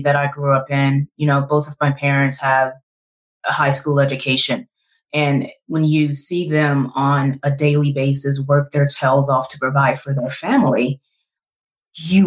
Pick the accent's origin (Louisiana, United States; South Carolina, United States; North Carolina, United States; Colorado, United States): Louisiana, United States; Shreveport; Born and raised in Shreveport, Louisiana, Southern girl